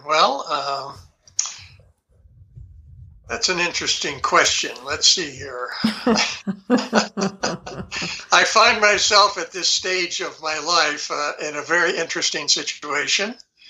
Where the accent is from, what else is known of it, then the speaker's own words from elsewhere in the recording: New York City, New York, United States; born there; This would be way back when I was born in New York City, and I was probably maybe, I'm thinking, 5 or 6 years old